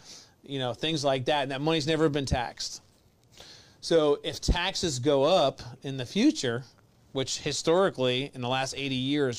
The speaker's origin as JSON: {"language": "English", "region": "New York", "country": "United States", "moved": "yes", "lives_now": "Florida, United States", "said": "I'm from New York"}